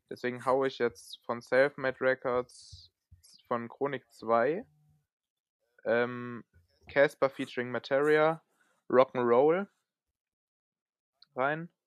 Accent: Frankfurt, Hesse, Germany; was ich auch auf jeden Fall noch sagen muss als Frankfurter, ist natürlich ….

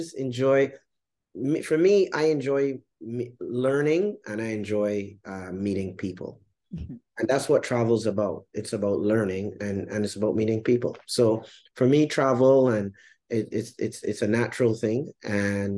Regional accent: Barbados; moved away as an adult; also born or lived in Jamaica; now in Grenada; I'm originally from Barbados

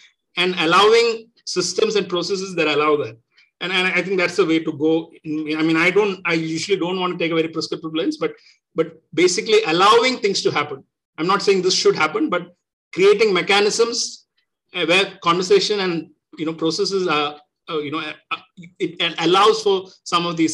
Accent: Kerala, India; I'm originally from Kerala

